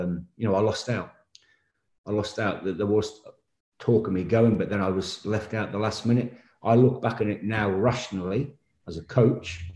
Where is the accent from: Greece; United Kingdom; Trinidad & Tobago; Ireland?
United Kingdom; England; as an Englishman